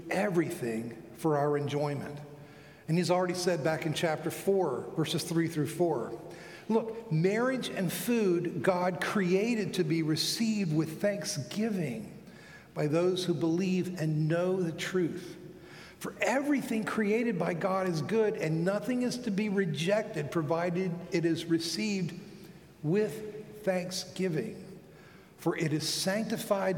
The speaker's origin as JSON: {"language": "English", "town": "Fort Lauderdale", "region": "Florida", "country": "United States", "tie": "born or raised there", "said": "Fort Lauderdale, my hometown"}